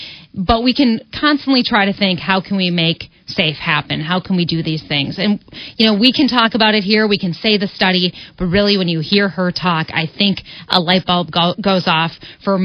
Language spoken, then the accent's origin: English; Wisconsin, United States; moved away as an adult; also born or lived in Minneapolis, Minnesota; I worked last in Minneapolis, and I'm originally from Wisconsin.